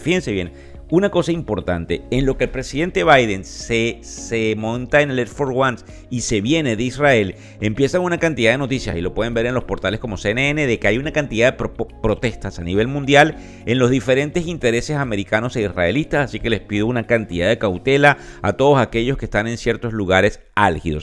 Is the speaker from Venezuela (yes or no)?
yes; Venezuela; como venezolano